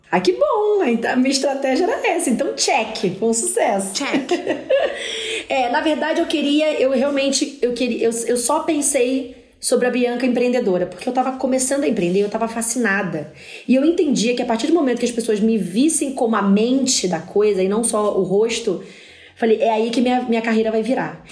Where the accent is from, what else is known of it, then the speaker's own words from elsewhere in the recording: Rio de Janeiro, Brazil; eu sou da favela, sou da, do, do Parque União, do PU.